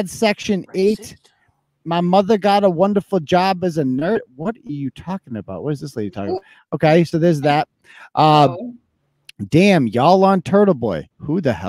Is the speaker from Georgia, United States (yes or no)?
no; Worcester, Massachusetts, United States; I'm originally from Worcester, Massachusetts